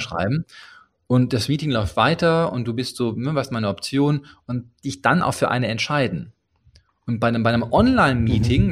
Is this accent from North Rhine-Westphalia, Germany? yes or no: yes; Ruhr area, North Rhine-Westphalia, Germany; Ich komme aus dem Ruhrgebiet